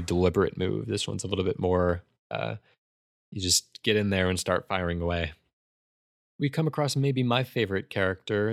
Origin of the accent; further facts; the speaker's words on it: United States; I am painfully American